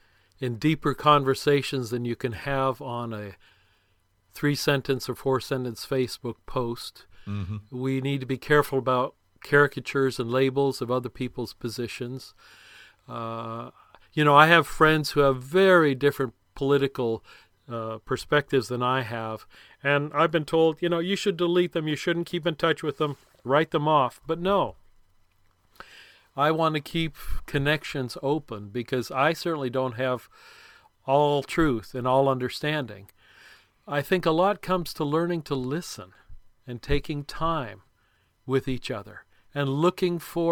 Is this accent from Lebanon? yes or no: yes; Lebanon; because of my background of growing up in Lebanon